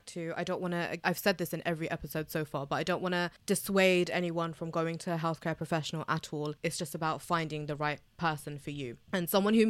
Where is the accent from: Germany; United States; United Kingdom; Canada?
United Kingdom; Now, I'm British Bangladeshi, and you know, being a woman of color, it comes with a lot of other factors